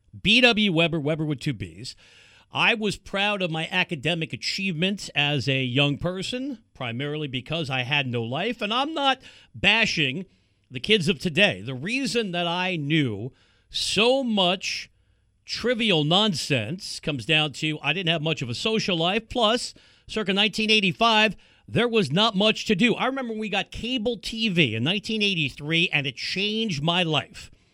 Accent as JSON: {"language": "English", "region": "New York", "country": "United States", "tie": "born or raised there", "moved": "as an adult", "lives_now": "West Coast, United States", "said": "I'm from New York."}